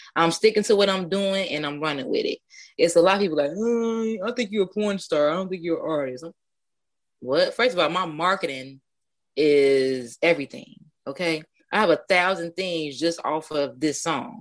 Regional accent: Chicago, Illinois, United States; I am from Chicago, the East Side.

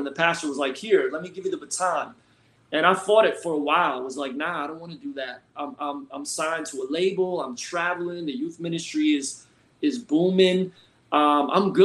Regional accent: Philadelphia, Pennsylvania, United States; now in Florida, United States; Originally, I'm from Philly

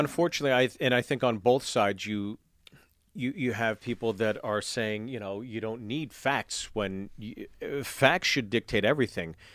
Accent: Pittsburgh, Pennsylvania, United States; growing up in Pittsburgh

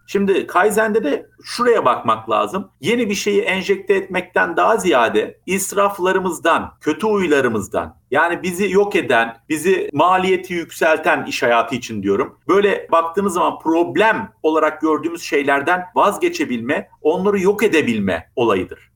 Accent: Bafra, Samsun, Turkey; moved away; also born or lived in Germany / Istanbul; Ben Almanya doğumluyum. Almanya'da annem babam e, o günün şartlarında bana bakamadıkları için 40 gün sonra Türkiye'ye getirmişler. Dedeye ve babaanneye bırakmışlar. Ben ilk dönüşümü orada yaşamışım. Anneden babadan uzak nasıl yaşanır diye. Samsun Bafra büyümeli.

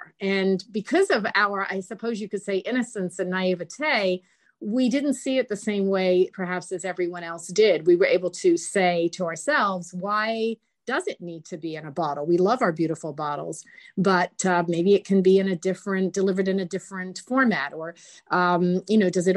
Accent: England, United Kingdom; now in United States; Growing up with my mother in England

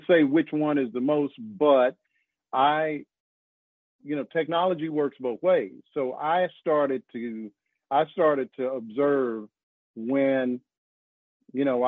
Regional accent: Arkansas, United States; also born or lived in New York / New Jersey; now in North Carolina, United States; I'm from Arkansas.

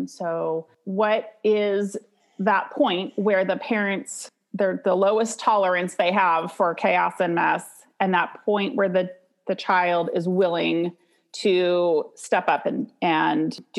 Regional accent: Santa Cruz, California, United States; I'm from Santa Cruz, California

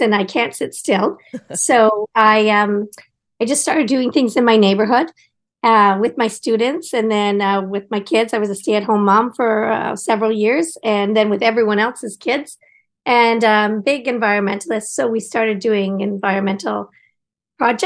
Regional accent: Collingwood, Ontario, Canada; also born or lived in Ottawa / Japan; now in Toronto, Canada; I grew up in Collingwood, and my dad was mayor, actually, of Collingwood

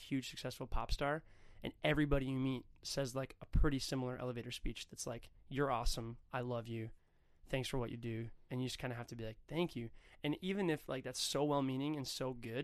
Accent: Hudson, Wisconsin, United States; also born or lived in Stillwater, Minnesota / Minneapolis, Minnesota; my hometown, Hudson, Wisconsin, Stillwater, Minnesota

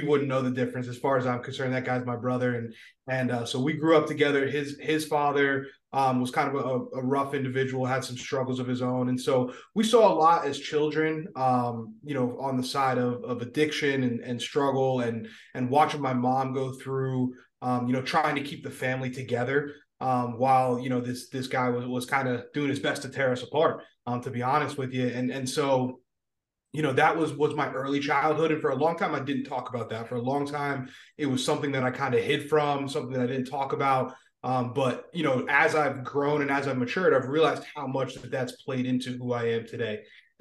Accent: Tamaqua, Pennsylvania, United States; also born or lived in Harrisburg, Pennsylvania / Berwick, Pennsylvania; was raised in Tamaqua, Pennsylvania / Berwick, Pennsylvania.

